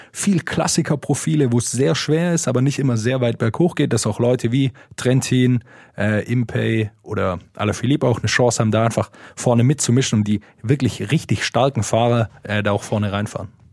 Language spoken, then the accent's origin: German; Swabia, Baden-Württemberg, Germany; wo ich herkomme, aus dem Schwäbischen